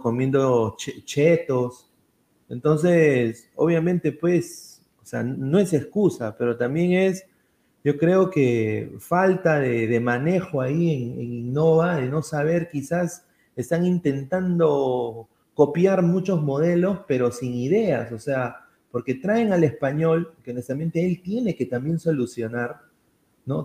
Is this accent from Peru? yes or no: yes; Peru; como peruano